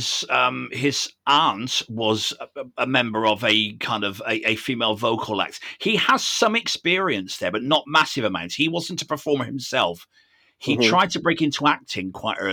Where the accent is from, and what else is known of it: United Kingdom